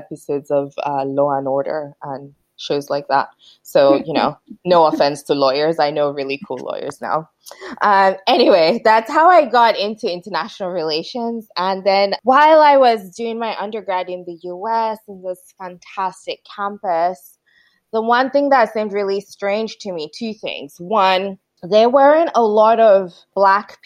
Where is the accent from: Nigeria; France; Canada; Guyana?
Nigeria; moved away as an adult; also born or lived in Aberdeen, Scotland / United States; now in Stirling, United Kingdom; I'm Nigerian. I was born to Nigerian parents, but I was actually born in Aberdeen. So I feel like I've always had this love for Scotland, even though I grew up in Nigeria.